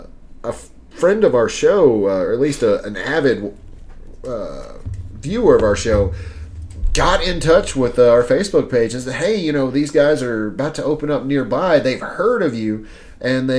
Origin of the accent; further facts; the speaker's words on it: the South, United States; We're from the South